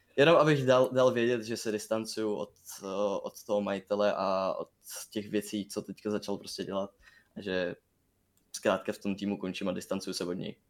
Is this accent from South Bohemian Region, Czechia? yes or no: no; Brno, South Moravian Region, Czechia; jsem z Brna